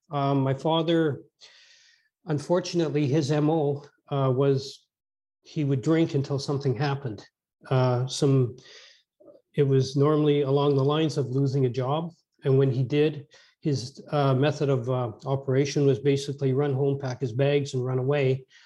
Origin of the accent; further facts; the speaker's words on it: Edmonton, Alberta, Canada; I was born out in Western Canada, in Edmonton, Alberta